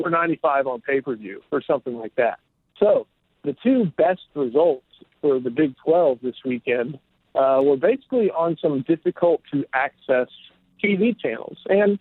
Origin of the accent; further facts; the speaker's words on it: Houston, Texas, United States; growing up in Houston